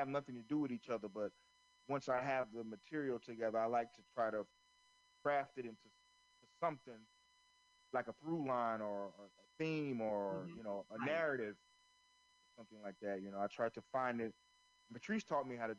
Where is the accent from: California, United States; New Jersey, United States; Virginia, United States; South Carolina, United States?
South Carolina, United States; Florence; near where I grew up in Florence, South Carolina